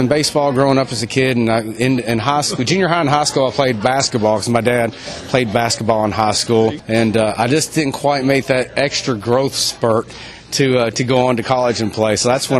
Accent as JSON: {"language": "English", "region": "Kentucky", "country": "United States", "tie": "born or raised there", "said": "growing up in Kentucky, where it's a big college town."}